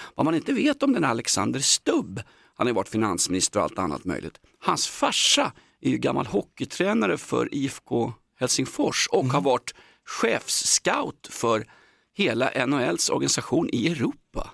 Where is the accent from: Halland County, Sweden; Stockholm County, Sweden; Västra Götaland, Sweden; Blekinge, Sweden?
Stockholm County, Sweden; Stockholm; jag kommer från Aspudden